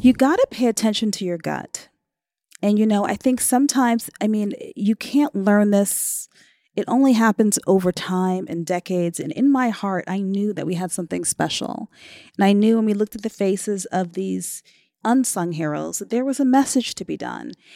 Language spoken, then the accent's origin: English; New York City, New York, United States; My hometown is New York City, although I've worked all over the world